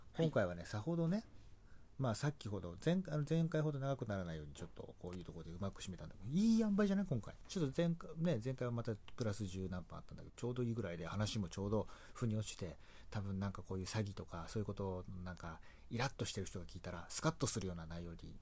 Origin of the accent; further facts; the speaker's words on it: Tokyo, Japan; 僕東京出身でしてね